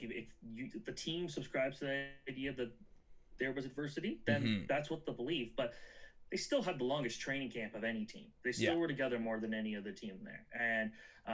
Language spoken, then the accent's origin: English; Canada; I'm a Canadian